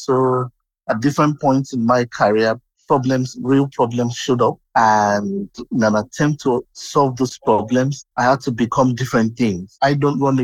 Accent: southwestern Nigeria, Nigeria; I was born in Nigeria, that's in West Africa. I had my younger years in the southwestern region of Nigeria.

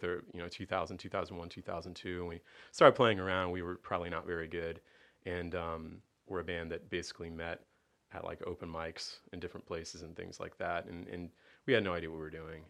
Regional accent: Tampa, Florida, United States; I was born here in Tampa in an area of town called Suitcase City

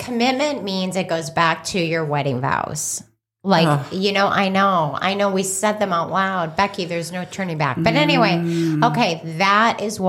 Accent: United States; moved away; also born or lived in Chicago, Illinois / Scottsdale, Arizona; I grew up in Chicago in Scottsdale, Arizona.

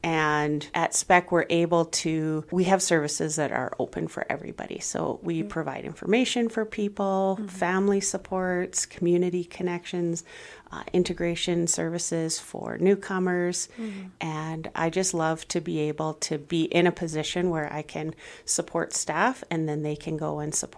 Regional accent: Vancouver, British Columbia, Canada; also born or lived in Saskatchewan; now in Brooks, Canada; No, I was born in Vancouver, and I lived there for a number of years, and then moved up to northern BC, and then moved to Saskatchewan, and then moved to Brooks.

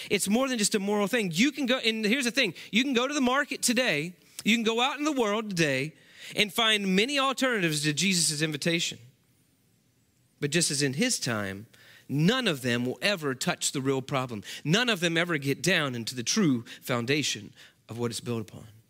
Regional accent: West Virginia, United States; moved away as an adult; now in Texas, United States; growing up in West Virginia

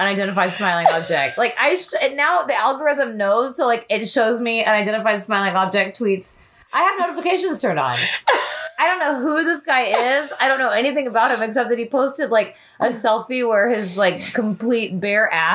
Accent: Texas, United States; I'm from Texas

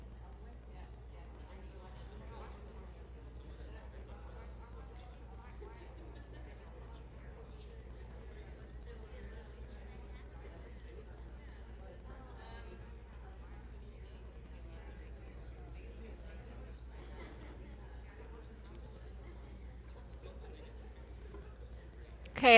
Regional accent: Massachusetts, United States; moved away; I grew up in Massachusetts where there's all kinds of mosquitoes

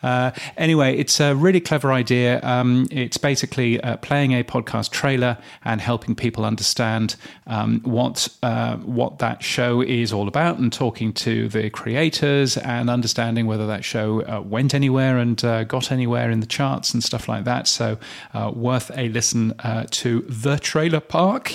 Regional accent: United Kingdom; being a, being a Brit

